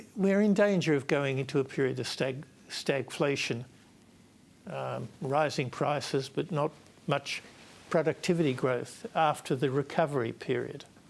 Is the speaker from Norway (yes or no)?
no; Australia; I'm Australian one, two, and three. I'm not Victorian.